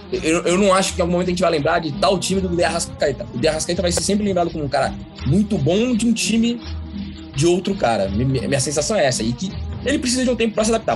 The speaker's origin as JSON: {"language": "Portuguese", "country": "Brazil", "said": "Como brasileiro"}